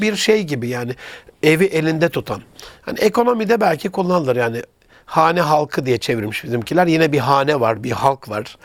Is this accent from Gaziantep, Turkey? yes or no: yes; Gaziantep, Turkey; memleketim olan Gaziantep'e